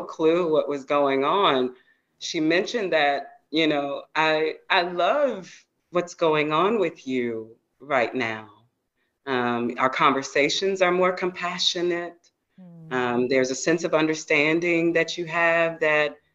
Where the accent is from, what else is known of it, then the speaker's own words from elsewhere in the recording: Georgia, United States; yeah, I'm a Georgia girl